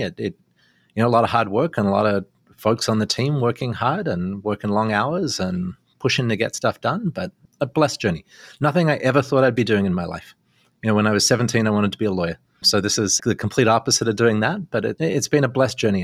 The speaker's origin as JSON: {"language": "English", "country": "Australia", "moved": "yes", "lives_now": "Canada", "said": "being Australian"}